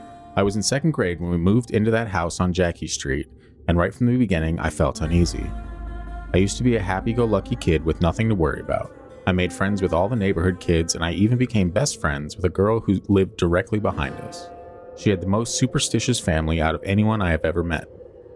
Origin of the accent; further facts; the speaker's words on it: Texas, United States; I grew up in South Texas, more widely known as the Rio Grande Valley.